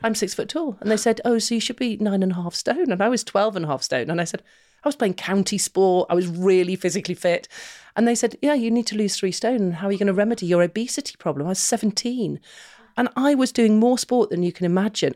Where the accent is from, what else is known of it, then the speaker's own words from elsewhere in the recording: Manchester, North West England, United Kingdom; we were growing up in Manchester